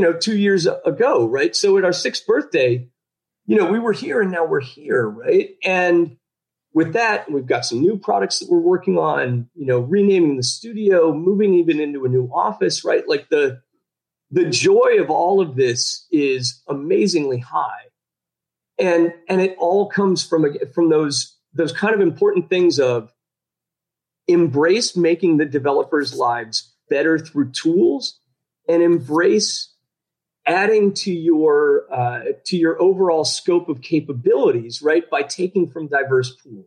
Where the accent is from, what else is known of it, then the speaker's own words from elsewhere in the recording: Chicago, Illinois, United States; moved away as an adult; now in Belarus; I grew up in the Midwest, right? Actually in Chicago.